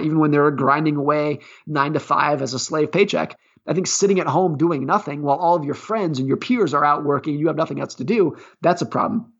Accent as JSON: {"language": "English", "region": "California", "country": "United States", "tie": "born or raised there", "said": "I grew up ski racing in Lake Tahoe, California"}